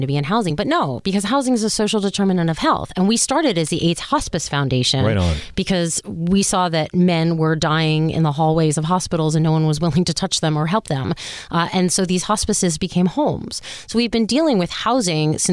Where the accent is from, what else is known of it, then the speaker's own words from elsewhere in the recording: Miami, Florida, United States; I grew up in Miami, born and raised